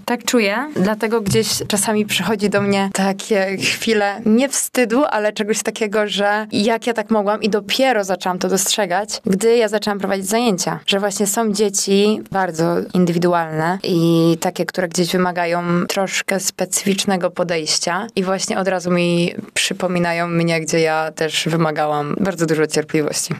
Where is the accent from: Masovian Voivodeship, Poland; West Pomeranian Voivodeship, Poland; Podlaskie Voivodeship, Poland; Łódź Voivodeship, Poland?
Łódź Voivodeship, Poland; Łódź; zawsze będę dumna z tego, że jestem z Łodzi.